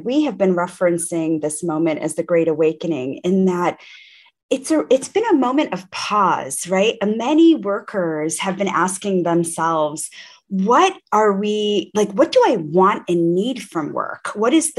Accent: Rochester, New York, United States; growing up in Rochester, New York, Kodak City

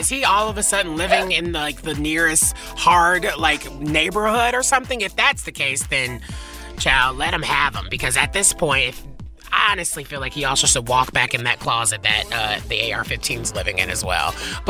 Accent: the South, United States; I'm from the South, people love their guns.

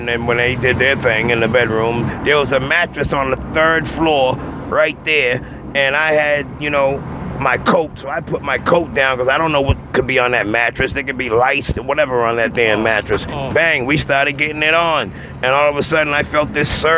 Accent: Boston, Massachusetts, United States; I'm from Boston, Massachusetts, Roxbury

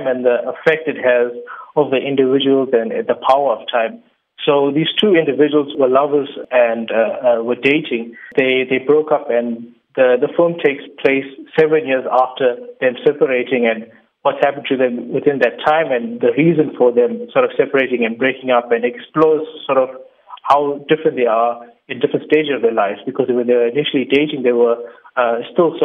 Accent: Durban, KwaZulu-Natal, South Africa; being of South African Indian origin

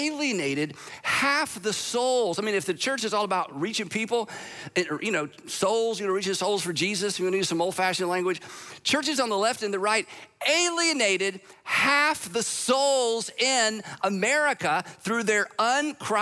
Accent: United States; I'm an American

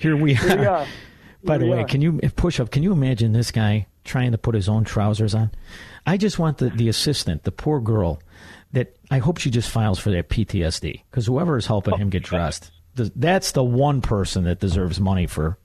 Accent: Chicago, Illinois, United States; born or raised there

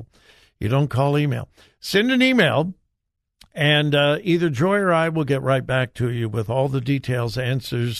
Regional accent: California, United States; moved away; my home state

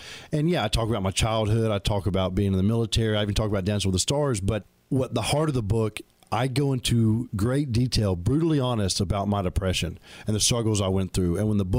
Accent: Alabama, United States; I'm from Alabama.

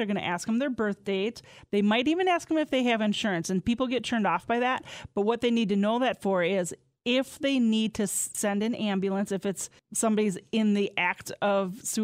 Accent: Mineral Point, Southwest Wisconsin, United States; I'm from Inner Point in Southwest. They have a lot of mines there

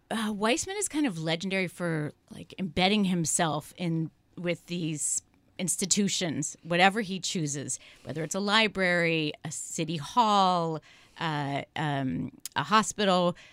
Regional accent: San Francisco, California, United States; I'm from San Francisco

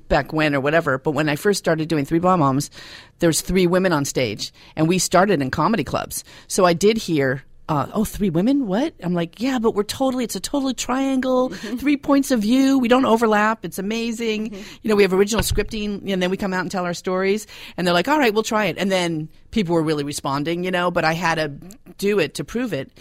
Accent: Los Angeles, California, United States; I'm from Los Angeles

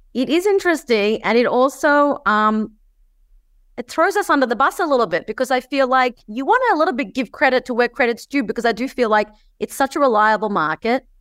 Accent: Australia; I grew up in Australia

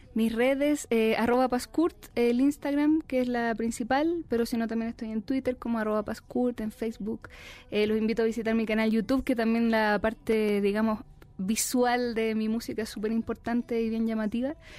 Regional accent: Chile; now in Mexico City, Mexico; mi tierra, de Chile.

